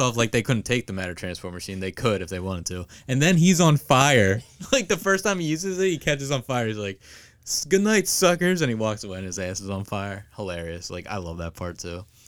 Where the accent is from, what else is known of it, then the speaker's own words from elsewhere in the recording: Springfield, United States; we're actually from Springfield